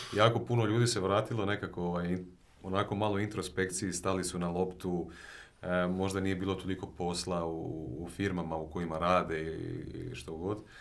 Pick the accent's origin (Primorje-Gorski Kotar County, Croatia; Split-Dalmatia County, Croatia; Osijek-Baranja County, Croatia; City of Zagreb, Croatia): Osijek-Baranja County, Croatia; Osijek; ja sam inače iz Osijeka, ovaj, mhm. djetinstvo sam tamo proveo